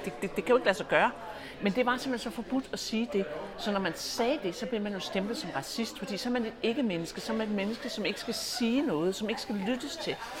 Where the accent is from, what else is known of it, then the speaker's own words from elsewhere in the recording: Denmark; som danske patrioter, og det er det, jeg er